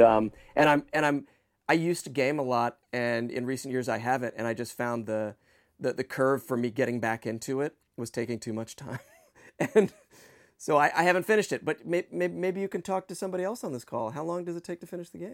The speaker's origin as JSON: {"language": "English", "town": "Washington", "region": "District of Columbia", "country": "United States", "tie": "born or raised there", "said": "I grew up in Washington, D C"}